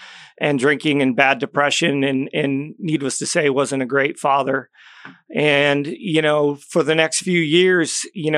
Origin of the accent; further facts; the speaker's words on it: Syracuse, New York, United States; born there; Well, originally I was born in upstate New York, Syracuse area.